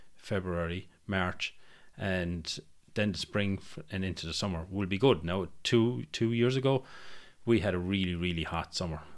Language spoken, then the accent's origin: English; Ireland; our cities, uh, in Ireland